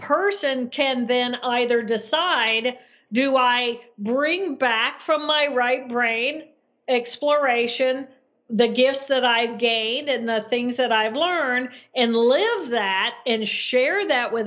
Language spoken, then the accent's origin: English; Indiana, United States; moved away as an adult; also born or lived in Massachusetts; I grew up in Indiana